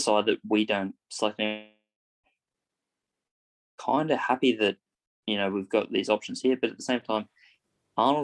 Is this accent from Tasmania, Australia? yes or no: no; Queensland, Australia; I'm a Queenslander